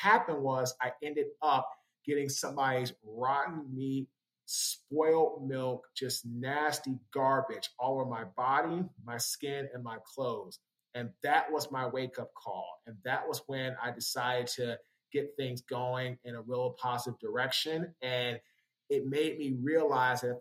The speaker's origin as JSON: {"language": "English", "town": "Washington", "region": "District of Columbia", "country": "United States", "said": "I'm from Washington, D.C., went to Howard University in Washington"}